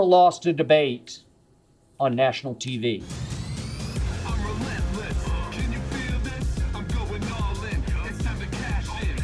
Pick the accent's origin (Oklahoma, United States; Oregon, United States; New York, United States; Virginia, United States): Oklahoma, United States; Oklahoma City; now in Los Angeles, United States; my hometown of Oklahoma City